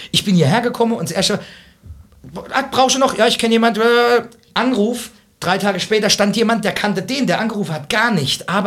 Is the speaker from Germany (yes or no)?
yes; Rhineland-Palatinate, Germany; mich beispielsweise als zugezogener, ich bin ja eigentlich Pfälzer ne